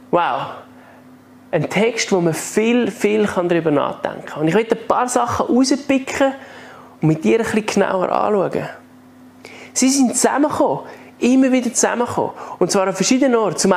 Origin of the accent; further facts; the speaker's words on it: Switzerland; Die haben Zürich nicht gekannt, aber sie haben gesagt, kennst du Männendorf als Schweizer? Und ich so, ja, Männendorf kenne ich auch. Das ist ja gerade da hinten.